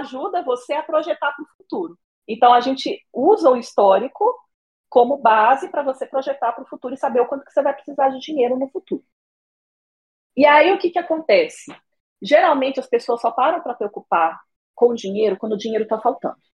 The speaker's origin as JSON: {"language": "Portuguese", "town": "Brasília", "region": "Federal District", "country": "Brazil", "tie": "born or raised there", "said": "moro em Brasília, sou de Brasília mesmo, já estou aqui desde que eu nasci"}